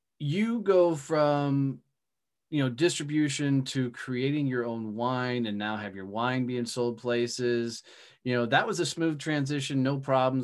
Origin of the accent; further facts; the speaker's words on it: Texas, United States; I say Texas